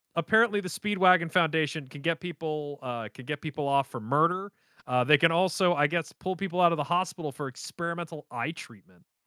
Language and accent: English; United States; I'm an American